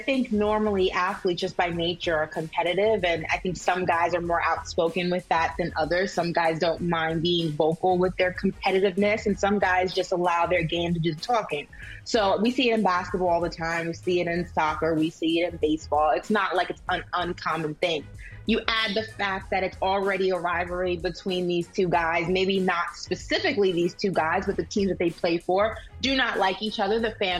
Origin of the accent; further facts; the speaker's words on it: New York City, New York, United States; I'm from Brooklyn.